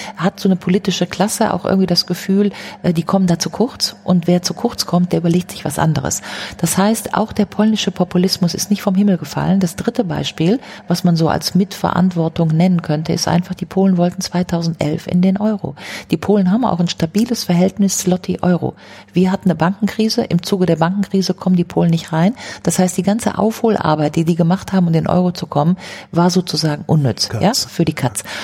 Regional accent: Grevenbroich, North Rhine-Westphalia, Germany; ich komme aus Grevenbruch, das ist gerade mal um die Ecke

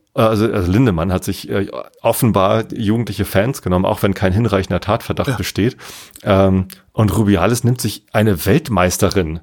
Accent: Germany; als Deutscher

